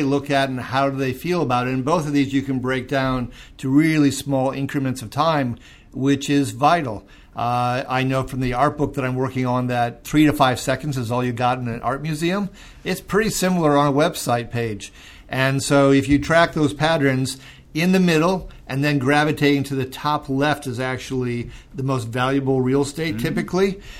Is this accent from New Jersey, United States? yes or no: no; Minnesota, United States; who is from my home state of Minnesota